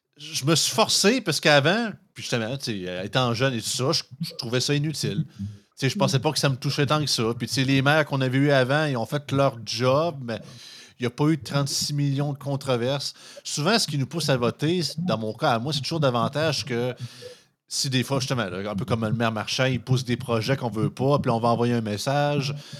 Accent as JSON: {"language": "French", "town": "Montmagny", "region": "Quebec", "country": "Canada", "said": "je viens de Montmagny. Montmagny, c'est 12 000 habitants."}